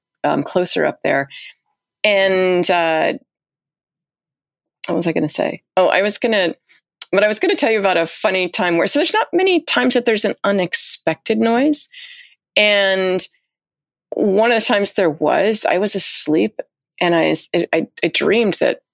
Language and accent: English; United States; as Americans